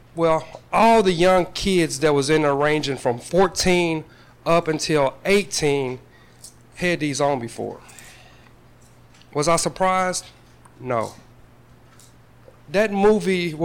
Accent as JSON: {"language": "English", "town": "Paducah", "region": "Kentucky", "country": "United States", "tie": "born or raised there", "said": "Growing up in Paducah, I was raised by an adoptive family"}